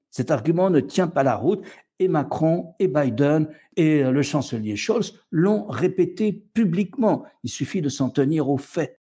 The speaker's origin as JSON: {"language": "French", "country": "France", "said": "Chez nous, en France"}